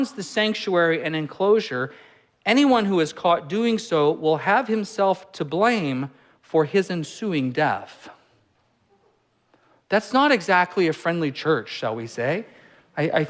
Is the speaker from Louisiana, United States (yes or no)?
no; California, United States; moved away; I'm from California